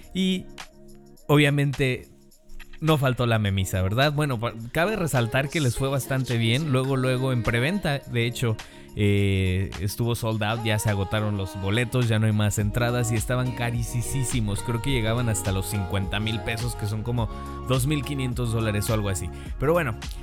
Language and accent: Spanish; Mexico; como buen mexicano